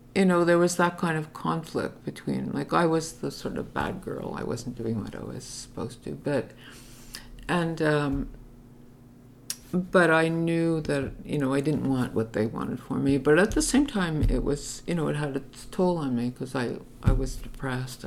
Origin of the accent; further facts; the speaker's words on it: Montreal, Quebec, Canada; I grew up in Utrema, which was then like a a Jewish enclave